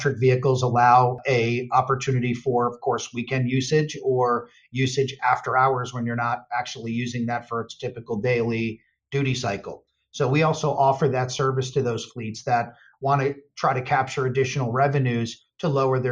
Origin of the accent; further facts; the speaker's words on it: Northeast, United States; my background is I grew up in the Northeast